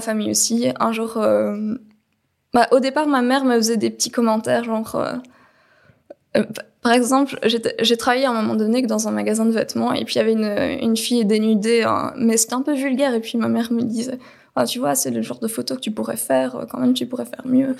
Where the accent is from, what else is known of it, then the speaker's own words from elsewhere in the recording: Belgium; Je suis née en Belgique, j'ai 32 ans